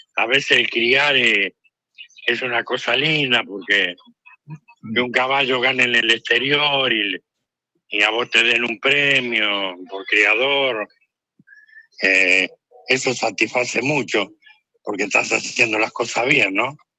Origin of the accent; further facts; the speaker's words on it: Argentina; somos los argentinos